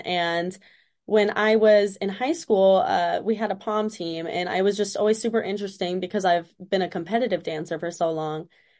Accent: Springfield, Missouri, United States; also born or lived in Las Vegas, United States; I was born in Las Vegas, and I went to high school in Springfield, Missouri.

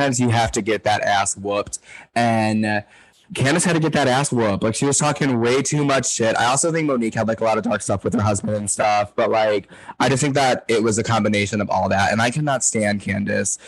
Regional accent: New York, United States; As a New Yorker

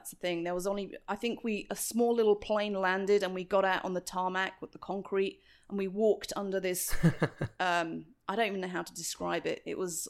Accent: Surrey, South East England, United Kingdom; accent: British; moved away as an adult; now in Northwest Arkansas, United States; I grew up in Surrey, which is on the suburbs of London. It's about 30 minutes from central London, and I was one of five children. My parents immigrated from Pakistan to England in the 70s

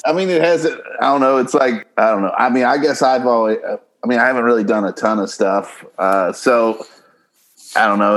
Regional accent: Kentucky, United States; now in Los Angeles, United States; I'm from uh, Kentucky originally

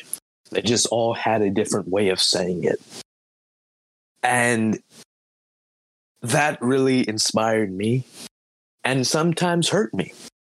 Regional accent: Los Angeles, California, United States; I was raised in three different churches. I was raised in the Evening Star Missionary Baptist Church, City of Refuge, Los Angeles, and West Angeles Church of God in Christ.

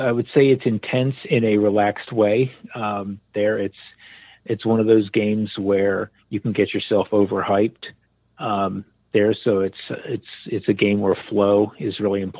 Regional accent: Maryland, United States; growing up in Maryland

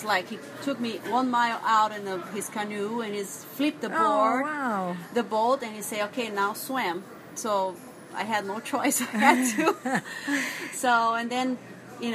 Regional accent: Brazil; now in Kona, United States; my hometown

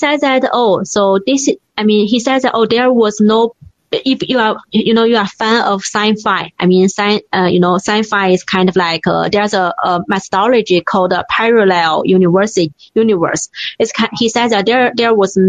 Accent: China; born or raised there

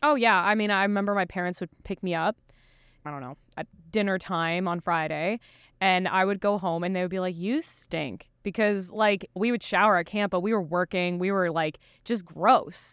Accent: Eastern Canada, Canada; Sarah and I grew up together in Eastern Canada

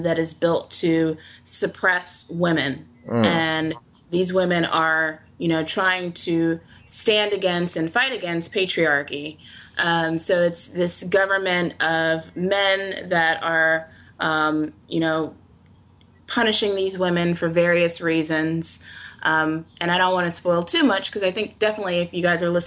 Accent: Virginia Beach, Virginia, United States; I'm from Virginia Beach, so I live near water

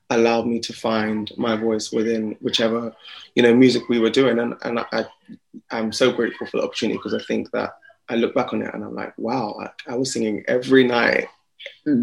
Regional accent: Slough, South East England, United Kingdom; also born or lived in Jamaica (heritage); now in London, United Kingdom; I was born just outside of the London area, um, a little town called Slough. I'm a small town, small town guy, um, and then now I live in London.

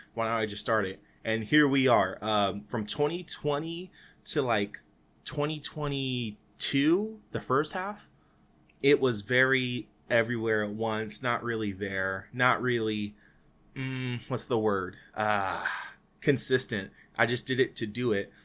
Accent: Fresno, California, United States; my hometown for Fresno.

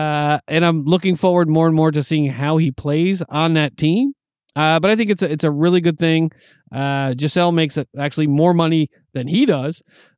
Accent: New York, United States; You know, growing up in New York, it has something to do with the Red Sox, the Patriots. You know, but growing up in New York as a Yankee fan

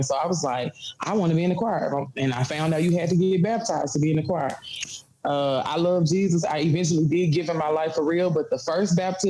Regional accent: Memphis, Tennessee, United States; In Memphis, I graduated high school from the high school, Central High School.

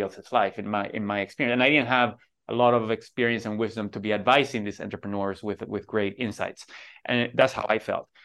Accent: Venezuela; moved away; growing up in Venezuela

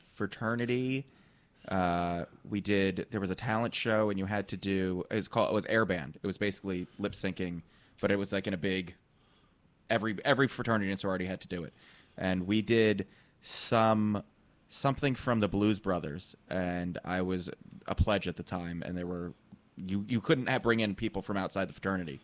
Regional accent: New Jersey, United States; I'm from Jersey

